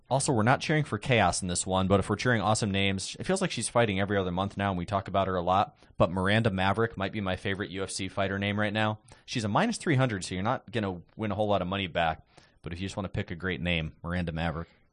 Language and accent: English; Iowa, United States; growing up in Iowa